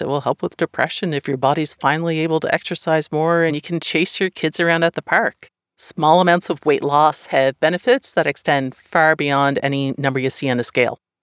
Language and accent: English; Canada; up here